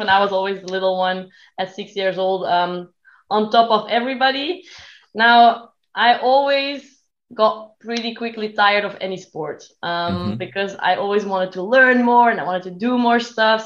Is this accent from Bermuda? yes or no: no; Belgium; I am from Belgium